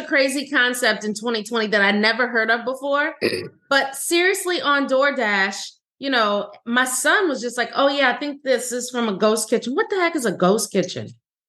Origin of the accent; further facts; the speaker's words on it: New Orleans, Louisiana, United States; now in Fort Myers, United States; being from New Orleans.